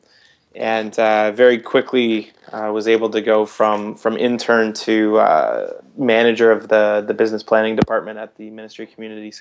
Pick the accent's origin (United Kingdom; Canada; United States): Canada; Vankleek Hill, Ontario; moved away as an adult; also born or lived in Newmarket, Ontario; I was born in Newmarket, but my family moved to Van Cleek Hill area in, I guess, 84. So I think I was about 8 years old, something like that. And so I grew up in Van Cleek Hill.